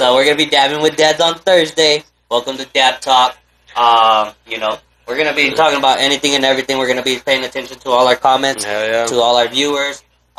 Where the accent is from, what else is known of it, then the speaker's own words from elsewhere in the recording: Roswell, New Mexico, United States; Some crazy images, history about our hometown, Roswell, New Mexico. If you don't know where we're from Roswell, New Mexico.